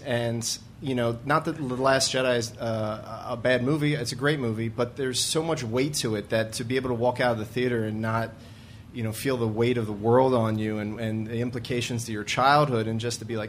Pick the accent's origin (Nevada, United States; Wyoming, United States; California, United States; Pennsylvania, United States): Pennsylvania, United States; Media; I'm from Media, Pennsylvania.